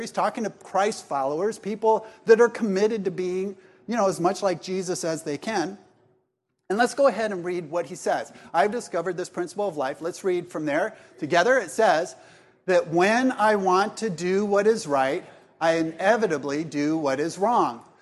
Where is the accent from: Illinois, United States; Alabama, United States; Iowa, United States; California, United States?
California, United States; Laguna Beach; also born or lived in Columbia, South Carolina; I was raised in Laguna Beach